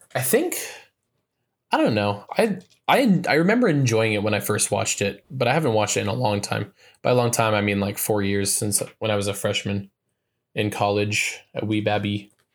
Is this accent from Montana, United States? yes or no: yes; Montana, United States; my home state